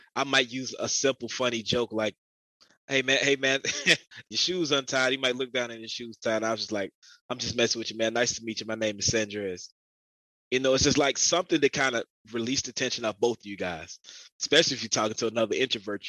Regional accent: Augusta, Georgia, United States; growing up in Augusta.

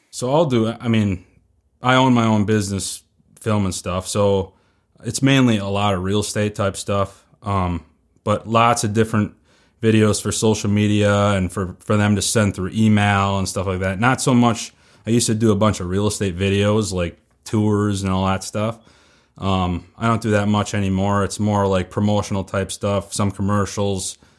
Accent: Northeast Wisconsin, United States; moved away as an adult; also born or lived in Northeast Iowa; now in Iowa, United States; I'm from Northeast Wisconsin. I moved to Iowa a year ago, Northeast Iowa

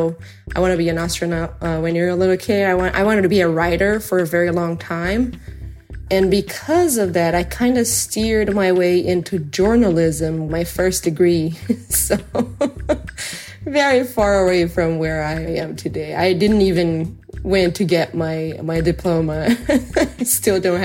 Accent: Brazil; I'm from Brazil

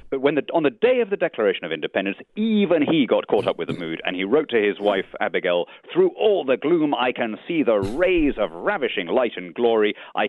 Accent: United Kingdom; I'm not a European. I'm a Brit.

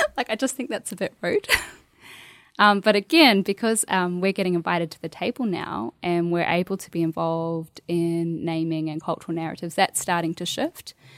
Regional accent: Bunjalung country, New South Wales, Australia; moved away as an adult; also born or lived in Queensland; now in New Zealand; growing up on Bunjalung country

